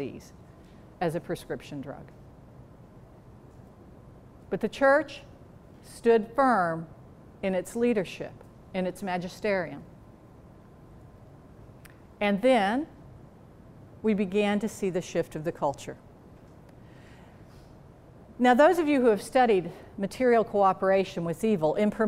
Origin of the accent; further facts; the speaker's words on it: the South, United States; I'm from the South